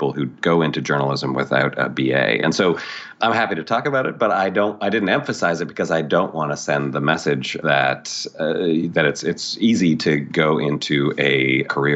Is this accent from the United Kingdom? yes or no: no; Toronto, Ontario, Canada; moved away as an adult; also born or lived in New York / Montreal; I grew up in Canada and Toronto